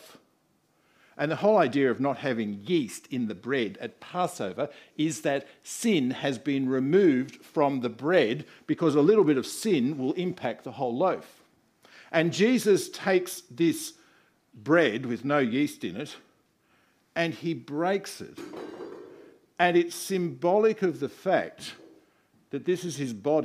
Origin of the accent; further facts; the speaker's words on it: Australia; I'm an Australian